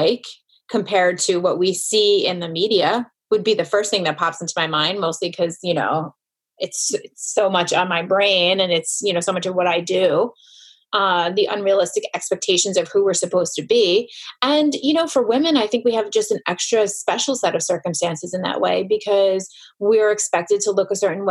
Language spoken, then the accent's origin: English; New York, United States; I'm a New Yorker